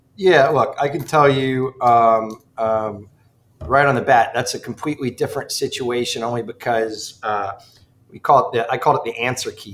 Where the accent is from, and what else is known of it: Ridgefield, Connecticut, United States; born or raised there; moved away